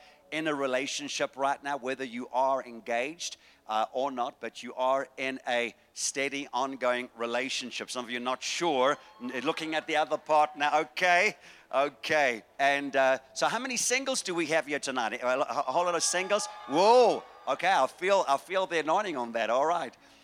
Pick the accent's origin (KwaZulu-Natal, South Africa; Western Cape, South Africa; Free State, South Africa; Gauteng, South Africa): KwaZulu-Natal, South Africa; Durban; moved away; I'm from Durban, the place where God lives.